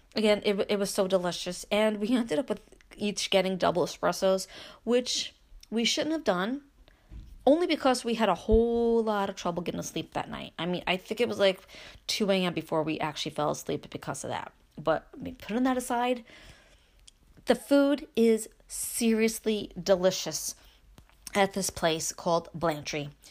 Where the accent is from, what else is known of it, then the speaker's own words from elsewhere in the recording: Brooklyn, New York, United States; moved away as an adult; now in Upstate New York, United States; I grew up in Brooklyn. Yes, I moved after I married my husband and we came upstate